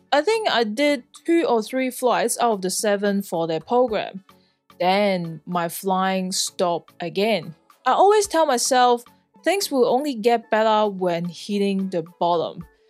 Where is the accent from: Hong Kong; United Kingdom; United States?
Hong Kong; moved away as an adult; also born or lived in Sydney, Australia / Perth, Australia; now in Australia; I'm born and raised in Hong Kong